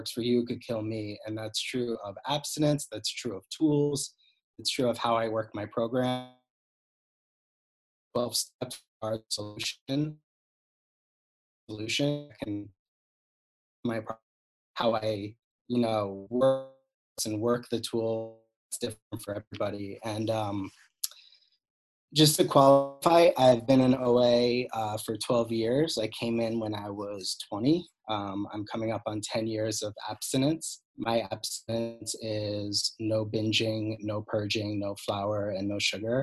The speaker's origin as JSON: {"language": "English", "town": "Cold Spring Harbor", "region": "New York", "country": "United States", "tie": "born or raised there", "said": "I grew up on Long Island in a very perfect looking family, dad doctor, mom psychologist, Cold Spring Harbor"}